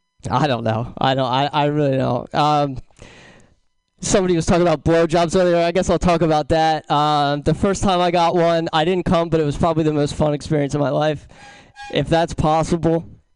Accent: Philadelphia, Pennsylvania, United States; I'm from Philadelphia, Pennsylvania. So I guess that means I'm angry all the time.

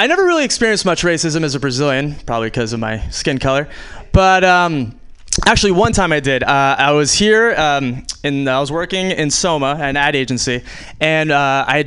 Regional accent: New York, United States; moved away as an adult; I was born in the States, though, born and raised in New York.

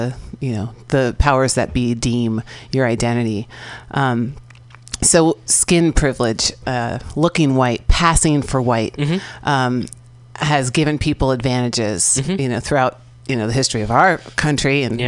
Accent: San Francisco, California, United States; first language English; I grew up here in San Francisco.

